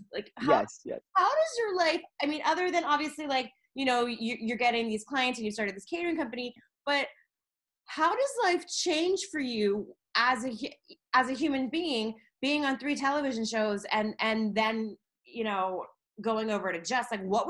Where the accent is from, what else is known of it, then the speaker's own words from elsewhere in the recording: Rockville, Maryland, United States; moved away as an adult; now in Las Vegas, United States; I was born in Rockville.